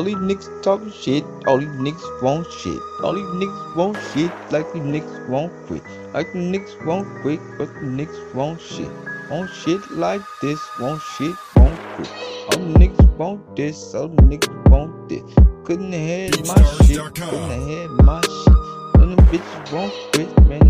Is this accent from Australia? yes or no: no; Baton Rouge, Louisiana, United States; I'm from Baton Rouge. This is where I'm from. And in my hood, we don't mess around